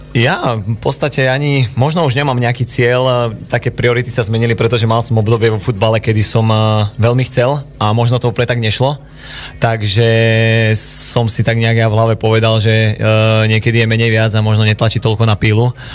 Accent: Trenčín, Trenčín Region, Slovakia; moved away as an adult; also born or lived in Poprad / Poland; ja som vyrastal vlastne v Trenčine, prešiel som celú mládež v Trenčine

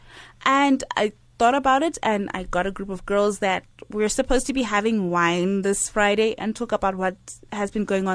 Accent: Zimbabwe; moved away; my home country, Zimbabwe

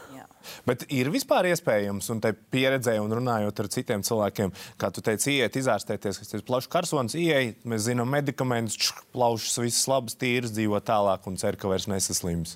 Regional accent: Talsi, Kurzeme, Latvia; Es esmu uzaugusi Talsos

